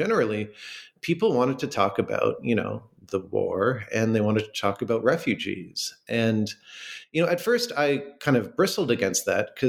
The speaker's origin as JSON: {"language": "English", "town": "Toronto", "region": "Ontario", "country": "Canada", "also_born_or_lived": "Minnesota", "moved": "as an adult", "lives_now": "Stony Brook, United States", "said": "I'm from Toronto, which is a city in Canada"}